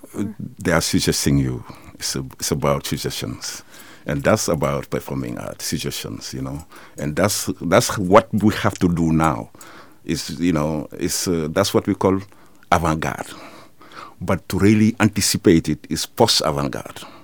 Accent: Senegal; moved away as an adult; now in Netherlands; I'm from Senegal

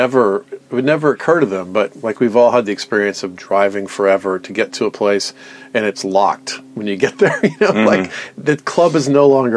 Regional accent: Atlanta, Georgia, United States; moved away; I grew up in Atlanta

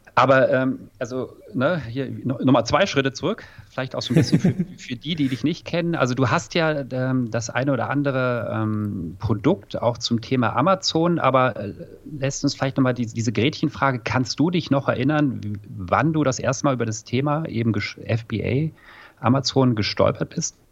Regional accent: Rhineland, Germany; now in Munich, Germany; ich bin ja auch äh, Rheinländer

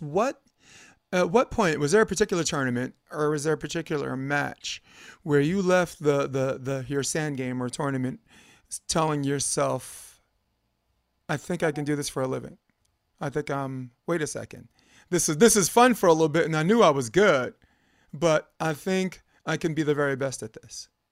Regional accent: New York, United States; I'm from New York.

